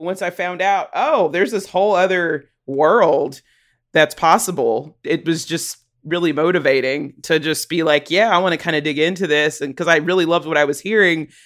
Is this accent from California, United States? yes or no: no; Chattanooga, Tennessee, United States; now in Johnson City, United States; I grew up in Chattanooga. I lived there the first nineteen or twenty years of my life